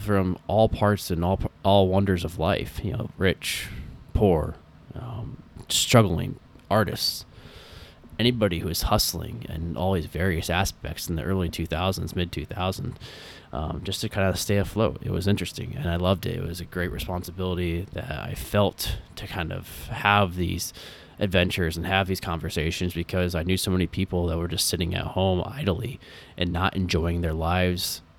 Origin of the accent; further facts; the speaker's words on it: Des Moines, Iowa, United States; moved away; I was a kid growing up in Des Moines, Iowa